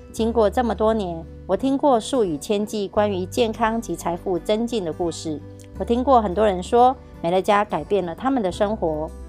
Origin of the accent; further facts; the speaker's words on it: Miaoli County, Taiwan; 我是苗栗的